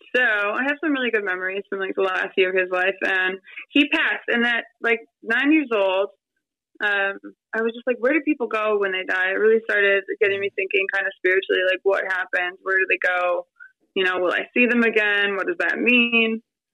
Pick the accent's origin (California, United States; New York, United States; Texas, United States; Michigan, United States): Michigan, United States; Detroit; So I was raised in Detroit. I love Detroit. Detroit's a great city.